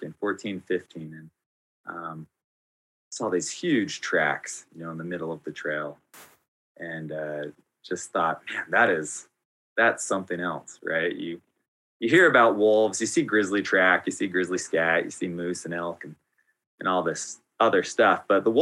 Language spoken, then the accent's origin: English; the American West, United States; My grandparents, they had a cabin that was just a couple miles from Yellowstone National Park's border. And I grew up there hiking and backpacking with my dad and with my grandpa